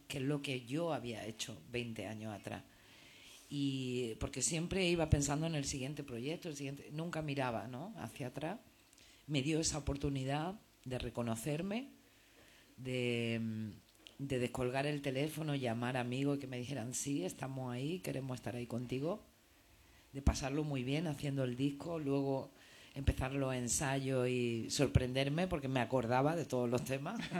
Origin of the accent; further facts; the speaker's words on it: Granada, Andalusia, Spain; moved away as an adult; also born or lived in Madrid; now in Barcelona, Spain; yo soy de Granada, he vivido en Madrid y ahora vivo en Barcelona